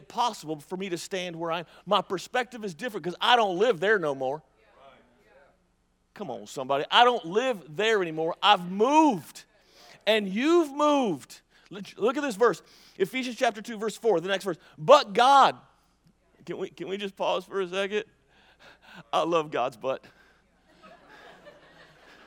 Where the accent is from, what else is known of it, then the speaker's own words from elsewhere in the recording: Mississippi, United States; I'm from Mississippi